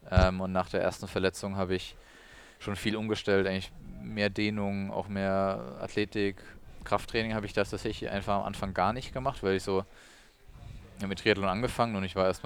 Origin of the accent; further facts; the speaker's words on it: Odenwald, Germany; ich bin im Odenwald oder am Rande des Odenwalds aufgewachsen.